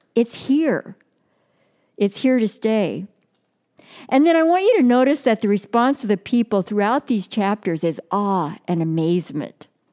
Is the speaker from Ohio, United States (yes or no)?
no; Brawley, California, United States; I grew up in Brawley, California, which is down in the Imperial Valley